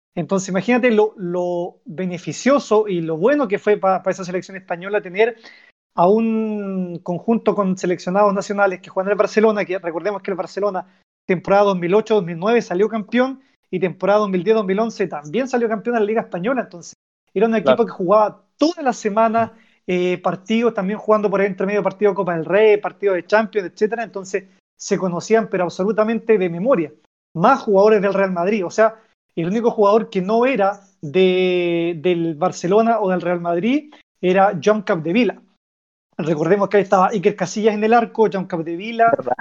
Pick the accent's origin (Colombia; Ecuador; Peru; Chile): Chile; somos nosotros los chilenos